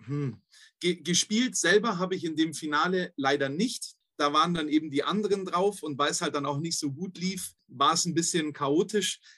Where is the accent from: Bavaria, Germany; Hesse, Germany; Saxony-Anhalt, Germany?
Bavaria, Germany; Königsbrunn; also born or lived in Bobingen / Valencia; ich bin in Königsbrunn aufgewachsen, geboren in Bobingen, was einfach hm. nur eine Ortschaft nebendran ist